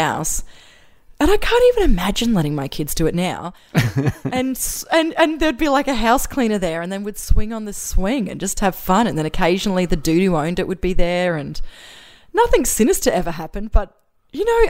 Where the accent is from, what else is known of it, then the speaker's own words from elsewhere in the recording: Brisbane, Queensland, Australia; also born or lived in Macleay Island, Australia; I grew up in Housing Commission in Wynnum West in a cul-de-sac, which I loved.